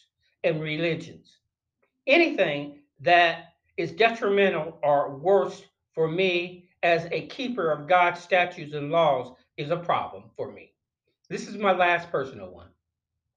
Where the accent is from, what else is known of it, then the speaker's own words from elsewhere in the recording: North Carolina, United States; in one of the churches that were in my hometown of North Carolina